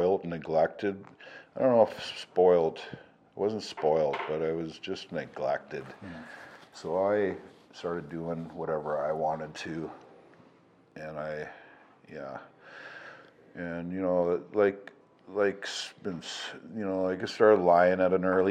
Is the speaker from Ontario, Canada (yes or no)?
no; Portage la Prairie, Manitoba, Canada; I was born in Manitoba. Portage la Prairie, Manitoba is where I'm from.